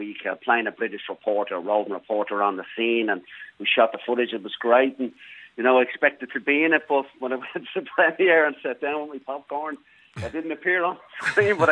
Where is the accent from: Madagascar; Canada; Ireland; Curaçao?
Ireland; Blackrock, Leinster; moved away as an adult; also born or lived in Australia / Brisbane, Australia; now in Los Angeles, United States; born and raised in Newtown Park in Black Rock, and then moved down to Australia in my mid-20s